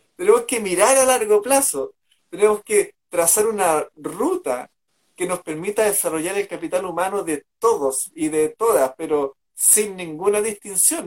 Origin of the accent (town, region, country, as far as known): Chile